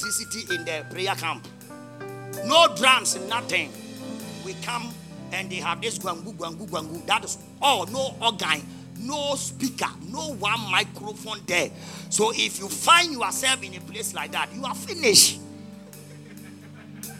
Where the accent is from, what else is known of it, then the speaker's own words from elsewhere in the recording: Ghana; English is a second language; also born or lived in Accra / Asante Mampong; Everybody knows me in my hometown with my Muslim name till today.